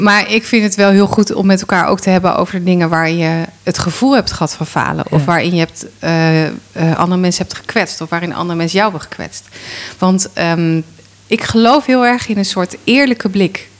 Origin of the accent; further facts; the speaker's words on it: Rotterdam, South Holland, Netherlands; als Rotterdammer